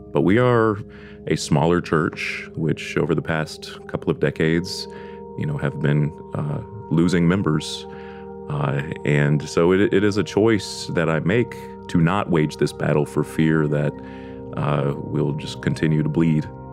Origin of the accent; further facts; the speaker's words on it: Deep South, United States; I am from the Deep South